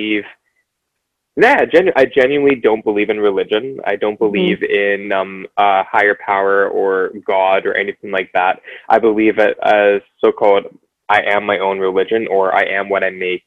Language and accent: English; Vancouver, British Columbia, Canada; growing up in Vancouver